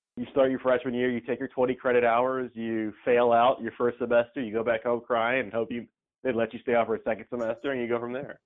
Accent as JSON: {"language": "English", "area": "Camden County", "region": "Georgia", "country": "United States", "tie": "born or raised there", "moved": "as an adult", "lives_now": "New Orleans, United States", "said": "There's only two high schools in my hometown"}